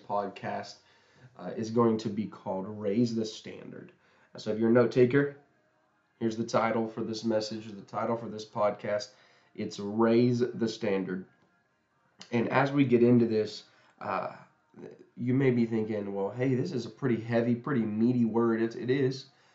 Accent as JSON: {"language": "English", "town": "Huntington", "region": "West Virginia", "country": "United States", "said": "where I'm from Huntington, West Virginia."}